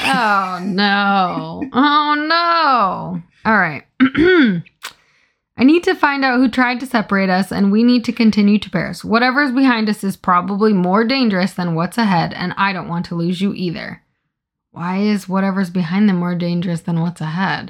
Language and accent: English; Iowa, United States; I'm from Iowa